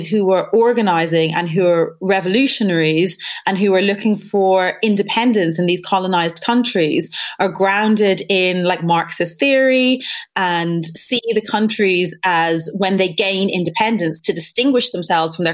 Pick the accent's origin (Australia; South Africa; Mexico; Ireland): Ireland; Dublin, Leinster; moved away as an adult; now in United Kingdom; I moved from Dublin to London